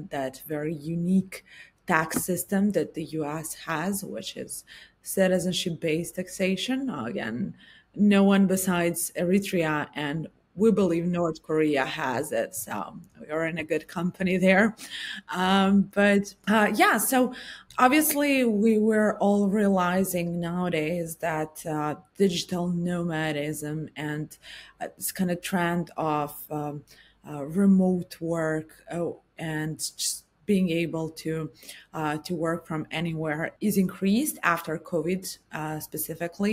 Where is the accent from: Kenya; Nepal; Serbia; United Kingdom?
Serbia; I'm actually from Serbia.